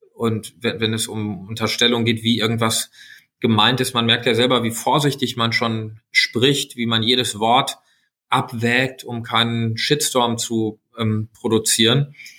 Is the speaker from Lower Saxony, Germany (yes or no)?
no; Sauerland, North Rhine-Westphalia, Germany; moved away as an adult; also born or lived in United States; now in Berlin, Germany; in meiner Heimat im Sauerland